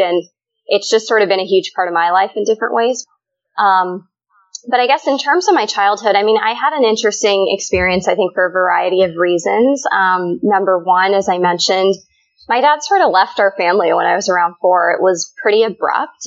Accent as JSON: {"language": "English", "region": "Colorado", "country": "United States", "tie": "born or raised there", "said": "my two older sisters and I were born and raised in the U.S. And I grew up in Colorado"}